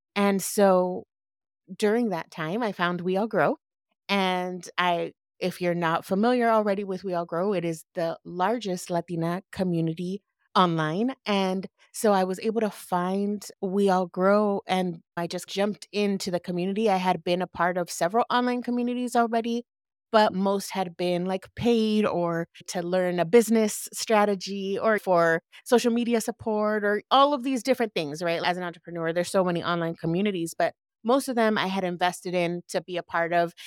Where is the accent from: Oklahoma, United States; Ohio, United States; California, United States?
California, United States; Lynwood; also born or lived in Downey, California; I was born and raised in L A, shout out to the hood, I was raised in Linwood